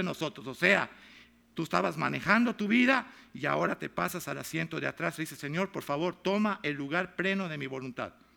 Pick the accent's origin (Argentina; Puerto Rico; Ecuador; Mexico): Mexico; now in United States; Yo soy mexicano